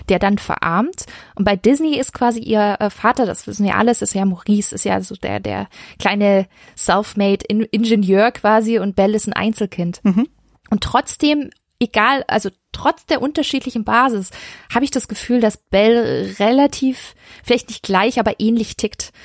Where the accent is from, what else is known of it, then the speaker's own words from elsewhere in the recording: Stuttgart, Baden-Württemberg, Germany; ich komme aus Stuttgart